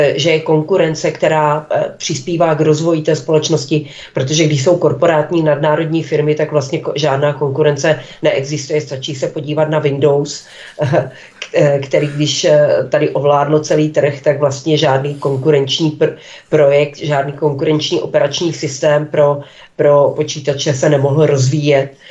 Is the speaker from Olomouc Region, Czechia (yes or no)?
yes; Olomouc, Olomouc Region, Czechia; u nás v Olomouci